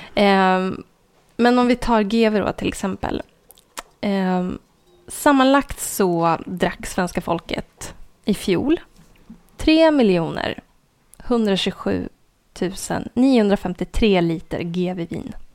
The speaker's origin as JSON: {"language": "Swedish", "town": "Sveg", "region": "Jämtland", "country": "Sweden", "tie": "born or raised there", "moved": "yes", "said": "min hemort Sveg där det inte bor mer än 2000 personer"}